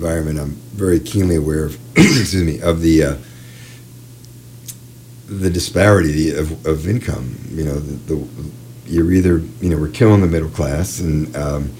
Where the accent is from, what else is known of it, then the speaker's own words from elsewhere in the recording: New York City, New York, United States; moved away; also born or lived in Champaign, Illinois; I'm from New York City, and was there for the glam rock era and the punk era.